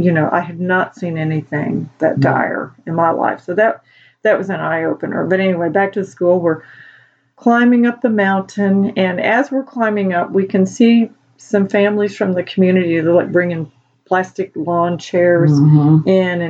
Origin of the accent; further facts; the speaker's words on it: United States; We're from the States